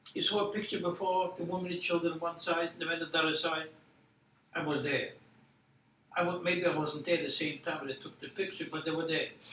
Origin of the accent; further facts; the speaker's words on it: Poland; now in United States; I was born in Poland.